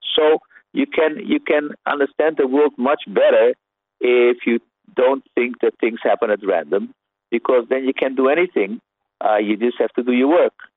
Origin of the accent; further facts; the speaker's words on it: Netherlands; a Dutch person that I am